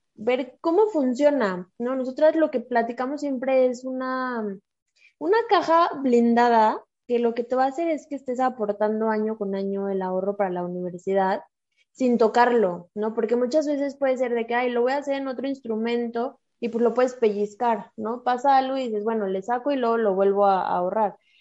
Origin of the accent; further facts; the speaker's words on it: Mexico; Somos mujeres mexicanas